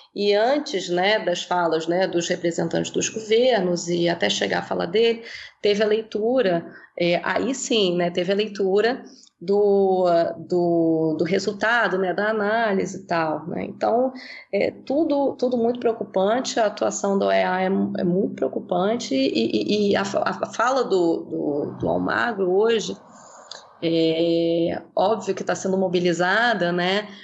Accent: Brazil; nós que somos brasileiros no próprio Brasil

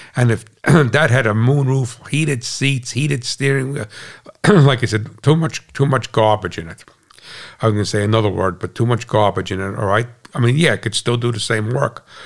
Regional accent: United States; as an American

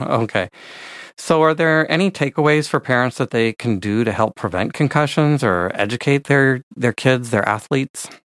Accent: San Francisco Bay Area, California, United States; I grew up in the San Francisco Bay Area

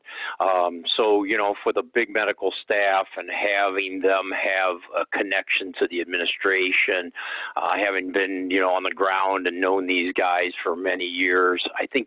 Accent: Akron, Ohio, United States; also born or lived in Toledo, Ohio / Sandusky, Ohio; born and raised in Akron, Ohio

